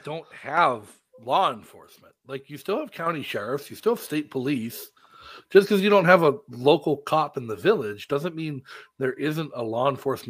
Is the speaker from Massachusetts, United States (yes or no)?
yes; Massachusetts, United States; now in New Hampshire, United States; when I grew up in Massachusetts, I participated in the RTM, representative town meeting.